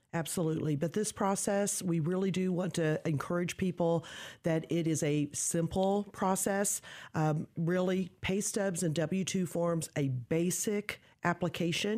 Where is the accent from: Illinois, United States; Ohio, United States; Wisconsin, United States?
Illinois, United States; Decatur; I grew up in Decatur, uh, went to school here, graduated from Lakeview High School many years ago